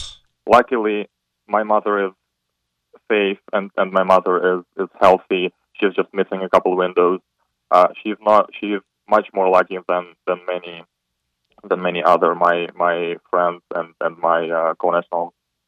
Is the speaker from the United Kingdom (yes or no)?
no; Ukraine; English is a second language; moved away as an adult; now in Chapel Hill, United States; my home country is being destroyed. I am a Ukrainian national, and my whole family is there since the very first day of the Russian invasion.